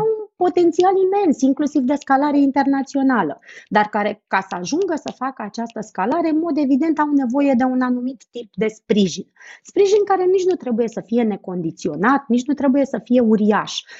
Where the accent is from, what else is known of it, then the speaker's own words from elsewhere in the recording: Romania; nouă, ca români